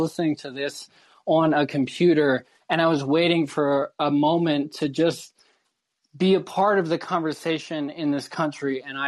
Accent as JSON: {"language": "English", "country": "Ireland", "said": "I've been systematically oppressed in so many ways as an Irish person in Ireland, in the United States."}